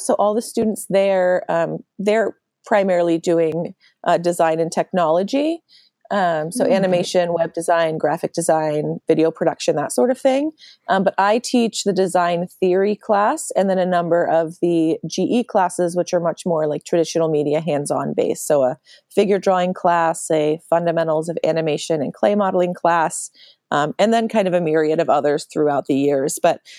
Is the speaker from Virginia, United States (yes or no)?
no; Philadelphia, Pennsylvania, United States; And I'm originally from Philadelphia, suburb.